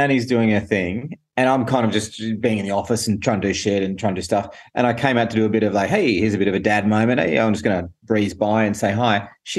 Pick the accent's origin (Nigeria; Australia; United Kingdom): Australia; moved away as an adult; now in United States; it was great just to come home and work at home and all that sort of, although COVID was in full flush in Sydney at that time